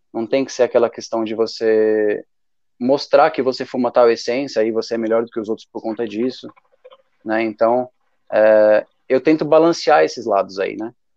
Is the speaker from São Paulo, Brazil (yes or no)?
no; Brasília, Federal District, Brazil; eu sou de Brasília mesmo